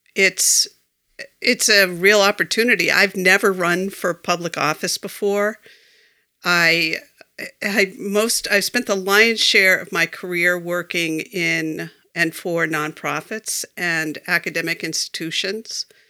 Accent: Foxborough, Massachusetts, United States; now in Belchertown, United States; I grew up in Foxborough

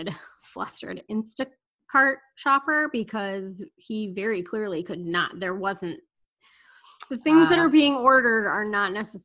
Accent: Chicago, Illinois, United States; I'm from Chicago. I don't want to talk to a stranger.

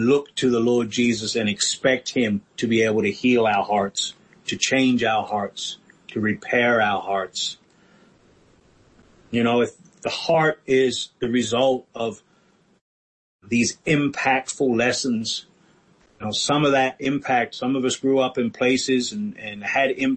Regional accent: England, United Kingdom; I grew up in England

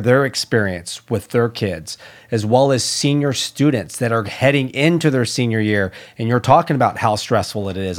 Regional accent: Orange County, California, United States; I, I'm from Orange County

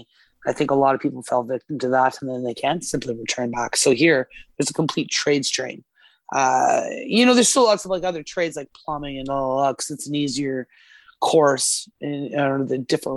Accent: Alberta, Canada; now in Nova Scotia, Canada; I was born and raised in Alberta, and here I am in Nova Scotia

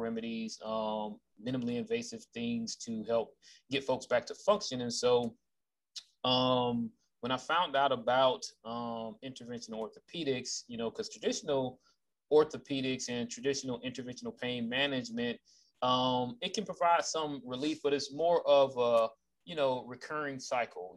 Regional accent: Jacksonville, Florida, United States; moved away as an adult; I'm originally from Jacksonville, Florida, born and raised

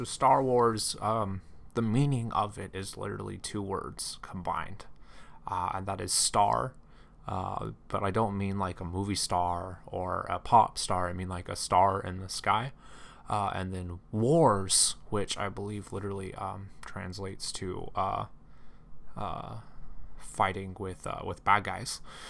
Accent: California, United States; I grew up in Central California and in a farming community, and I really really liked working on cars.

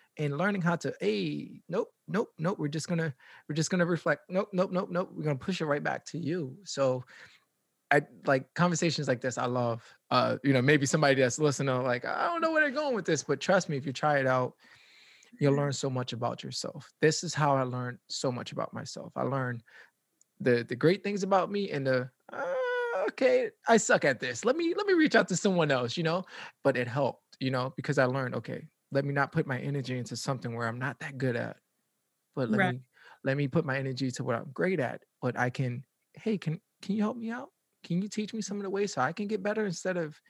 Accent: New York City, New York, United States; I'm from the Bronx

